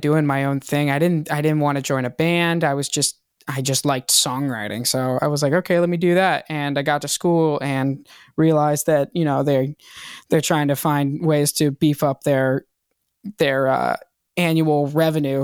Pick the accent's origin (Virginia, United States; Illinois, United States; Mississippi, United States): Virginia, United States; Hampton; moved away as an adult; also born or lived in Boston, Massachusetts; now in Los Angeles, United States; I was born in Boston, lived there till I was six, and then I was raised in Virginia